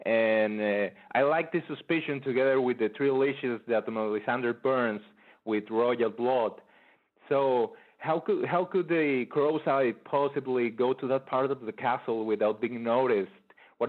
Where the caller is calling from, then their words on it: Mexico; I'm calling from Mexico.